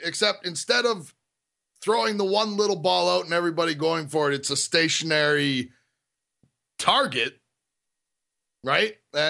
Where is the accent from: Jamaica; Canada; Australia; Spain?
Canada; as a Canadian